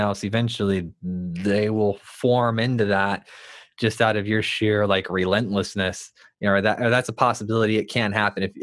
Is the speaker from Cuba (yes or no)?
no; United States; I'm American